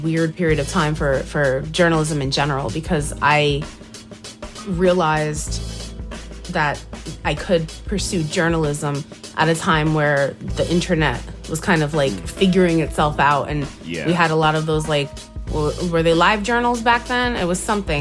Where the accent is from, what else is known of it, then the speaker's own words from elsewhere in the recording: New Jersey, United States; I'm from Jersey.